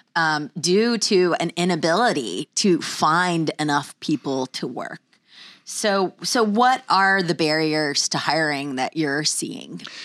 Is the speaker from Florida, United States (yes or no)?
yes; Pensacola, Florida, United States; moved away as an adult; my hometown